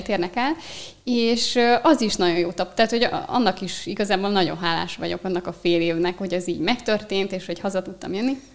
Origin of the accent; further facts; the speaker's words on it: Eger, Heves, Hungary; Egerből származom